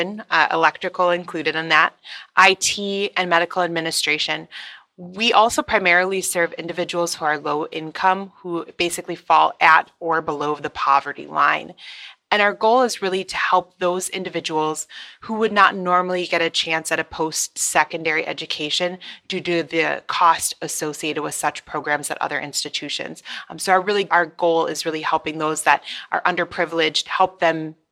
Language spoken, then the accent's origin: English; Wisconsin, United States; moved away as an adult; now in Twin Cities, Minnesota, United States; I grew up in Wisconsin